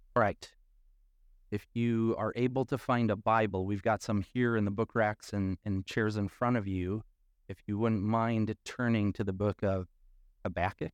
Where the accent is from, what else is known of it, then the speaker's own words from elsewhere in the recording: Midwest, United States; accent: nasally A; we're from the Midwest, like, back, uh, and we have that nasally